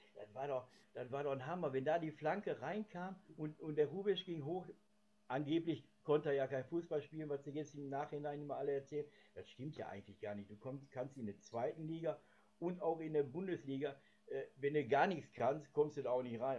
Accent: Gelsenkirchen, North Rhine-Westphalia, Germany; Gelsenkirchenhorst. Das ist auch mein Geburtsort

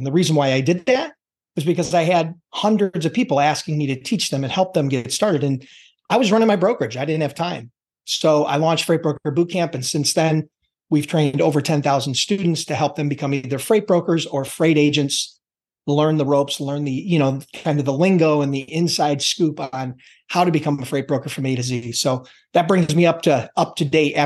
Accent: Buffalo, New York, United States; born and bred in the Buffalo, New York area

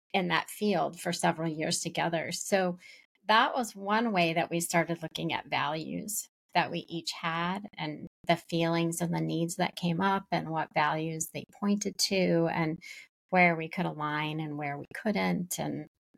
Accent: just outside of Boston, Massachusetts, United States; we grew up just outside of Boston, but in different eras

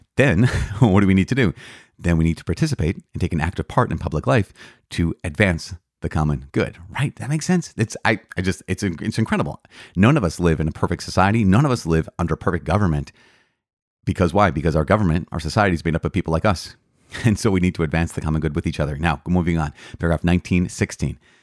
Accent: United States; American citizens of the United States

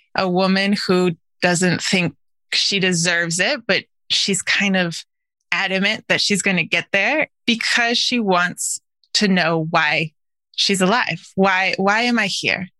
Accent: Wisconsin, United States; moved away; I grew up mostly in Wisconsin

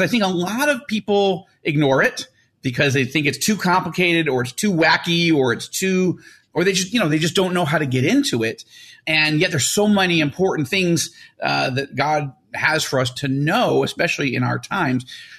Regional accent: New York, United States; the way I grew up in New York

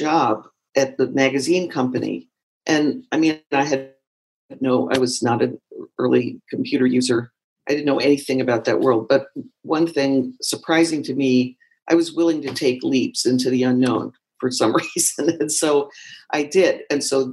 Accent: Washington, District of Columbia, United States; moved away as an adult; also born or lived in San Francisco; I had moved west from the East Coast, I'm from Washington, D.C. originally, and I ended up in San Francisco

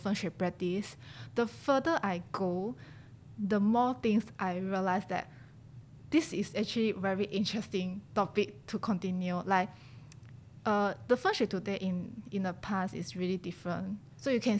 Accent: China; now in Singapore; I grew up in China since young. Then after that, I moved to Singapore.

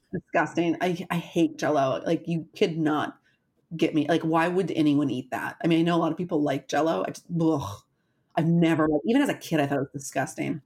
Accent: Wisconsin, United States; I'm from Wisconsin

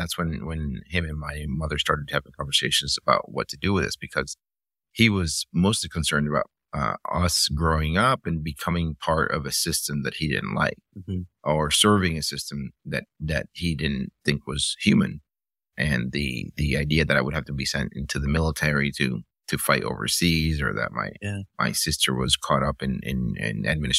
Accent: Miami, Florida, United States; also born or lived in Cuba; You know, it's sort of from the time that I left and I grew up in Miami in the 80s

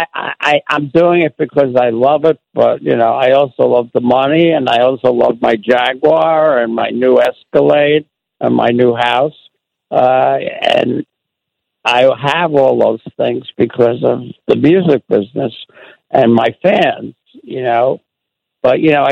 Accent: New York City, New York, United States; Growing up in the Bronx, you know, poor, you know, lower middle class

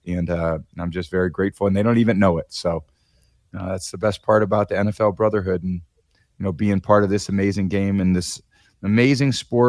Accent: Bay Area, California, United States; I was growing up in the Bay Area

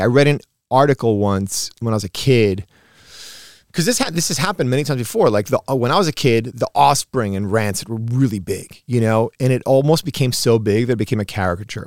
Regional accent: New York, United States; born or raised there; also born or lived in Uruguay

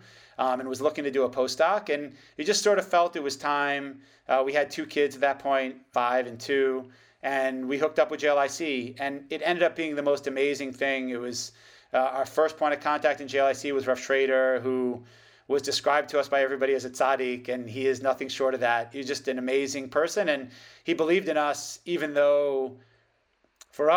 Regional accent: United States; moved away as an adult; now in Israel; my wife, we're both American and all of our family's in America

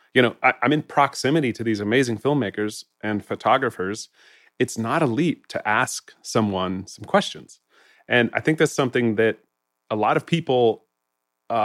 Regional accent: Jackson, Wyoming, United States; I grew up in Jackson

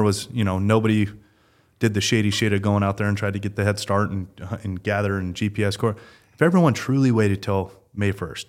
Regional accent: Nevada, United States; I've hunted that quite a bit growing up in Nevada.

